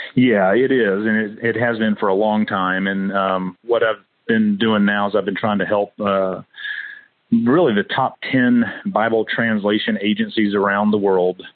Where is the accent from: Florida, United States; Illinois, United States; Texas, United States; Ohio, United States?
Florida, United States; Fort Walton Beach; moved away; also born or lived in Hawaii; I was born down in Fort Walton Beach, Florida, near Eglin Air Force Base